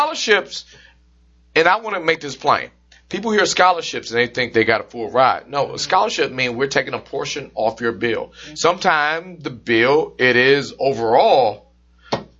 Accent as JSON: {"language": "English", "region": "Michigan", "country": "United States", "tie": "born or raised there", "said": "Come from the great state of Michigan, my home state"}